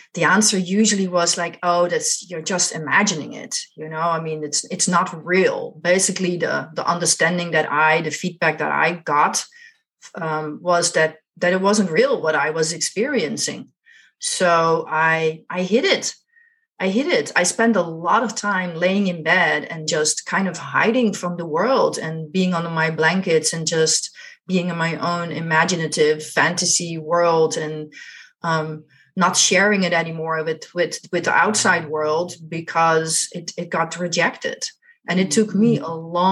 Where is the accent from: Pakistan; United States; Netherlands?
Netherlands; I grew up in Holland, the Netherlands